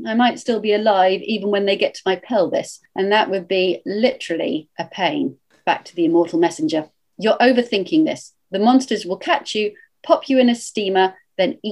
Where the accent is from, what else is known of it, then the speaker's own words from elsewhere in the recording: United Kingdom; because I am British, my register and range of reference tends to be more British